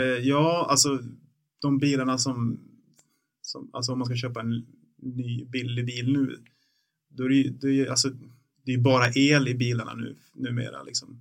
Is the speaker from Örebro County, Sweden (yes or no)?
no; Bollnäs, Gävleborg County, Sweden; den finns fortfarande kvar i Bollnäs där jag växte upp.